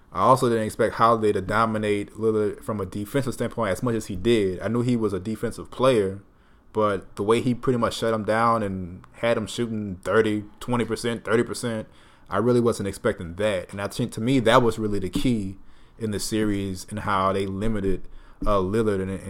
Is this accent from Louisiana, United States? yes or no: yes; New Orleans, Louisiana, United States; moved away as an adult; also born or lived in Baton Rouge, Louisiana; I am originally from New Orleans, Louisiana. I was brought out to Baton Rouge uh, for school at LSU for undergrad and graduate school